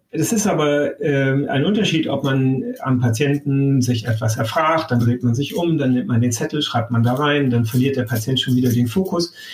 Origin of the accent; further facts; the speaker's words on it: Damascus, Damascus Governorate, Syria; born there; Ja, äh, und ich bin in Damaskus geboren. Also wir sind da sehr unter, international